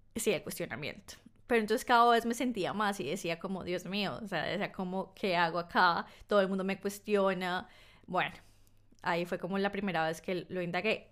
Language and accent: Spanish; Colombia; also born or lived in north of England; now in United Kingdom; siendo colombiana en Reino Unido, yo estoy en el norte de Reino Unido.